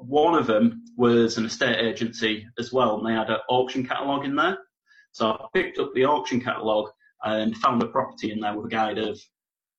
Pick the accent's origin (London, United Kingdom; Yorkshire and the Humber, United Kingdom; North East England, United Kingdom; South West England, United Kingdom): North East England, United Kingdom; Darlington